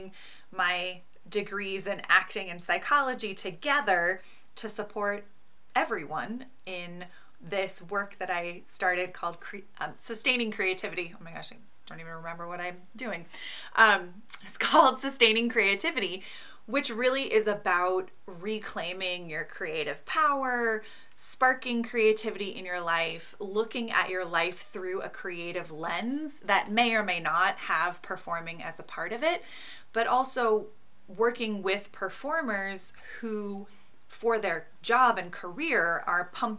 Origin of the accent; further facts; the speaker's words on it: Pacific Northwest, United States; I grew up in the Pacific Northwest in a very hippie family